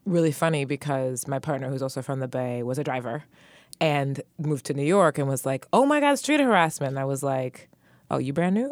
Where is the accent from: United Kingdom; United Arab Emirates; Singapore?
United Arab Emirates; Dubai; moved away; also born or lived in San Francisco; I'm from Dubai